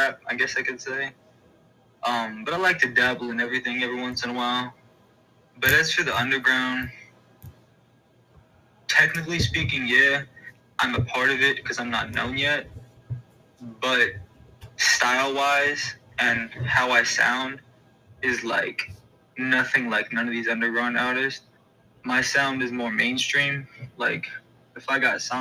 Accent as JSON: {"language": "English", "region": "Texas", "country": "United States", "tie": "born or raised there", "moved": "yes", "lives_now": "Indianapolis, United States", "said": "I'm originally from Texas, born and raised, but now I'm living in Indy right now, Indiana"}